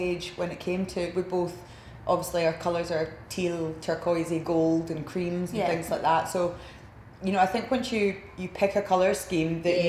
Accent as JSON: {"language": "English", "region": "Scotland", "country": "United Kingdom", "also_born_or_lived": "Sydney, Australia", "moved": "as an adult"}